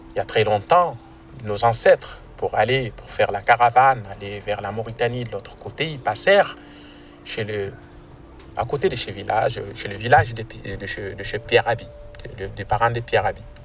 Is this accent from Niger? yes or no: yes; near Arlit, Agadez, Niger; moved away; Je viens du Niger et au Niger, je suis localisé euh, au nord, donc euh, près de la ville d'Arlit